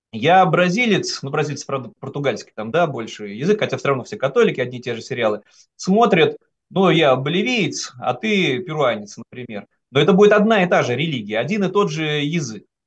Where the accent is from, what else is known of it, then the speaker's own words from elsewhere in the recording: Saint Petersburg, Russia; moved away; я, как регионалист, петербуржец, мог вести такие теоретические разговоры среди вот своих соратников в Санкт-Петербурге